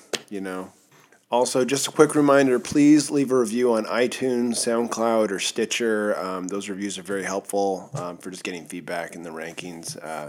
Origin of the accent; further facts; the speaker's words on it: Seattle, Washington, United States; I knew growing up in Seattle, Washington